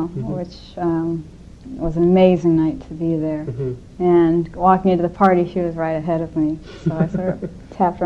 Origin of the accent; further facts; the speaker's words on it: Los Angeles, California, United States; I grew up in Hollywood, so it's my home